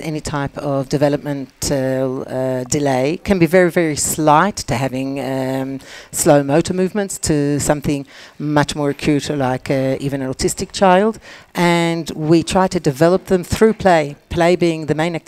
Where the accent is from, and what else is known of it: Australia; now in Israel